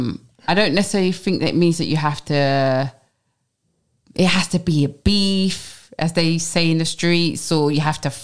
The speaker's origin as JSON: {"language": "English", "region": "London", "country": "United Kingdom", "said": "I'm from Brixton, Tulse Hill"}